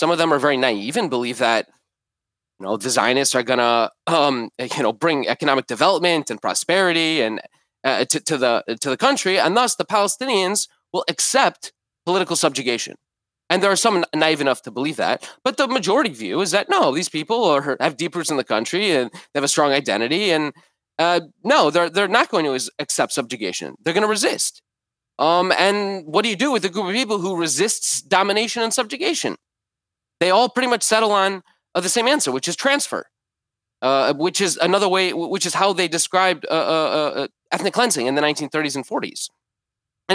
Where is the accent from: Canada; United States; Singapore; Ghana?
United States; Detroit, Michigan; So I grew up in Jewish Detroit, going to Jewish schools and Jewish summer camps and Jewish youth groups, and went to Israel with my Jewish youth group.